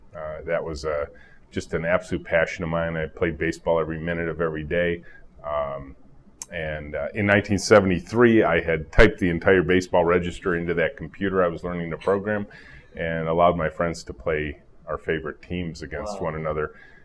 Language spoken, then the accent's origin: English; Mount Clemens, Michigan, United States; now in Ann Arbor, United States; I was just a kid in high school up in Mount Clemens, just north of Detroit, and I learned to program, fell in love with the profession. So I'm a pure Michigan kid, been in Michigan my whole life, but lived in Ann Arbor since 1978.